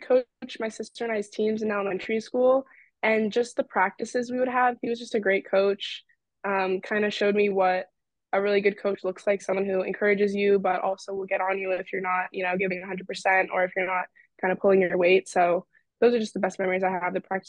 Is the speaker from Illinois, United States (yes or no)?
no; Virginia, United States; I'm a freshman here at Brown. I just had a great upbringing with basketball and just family in general.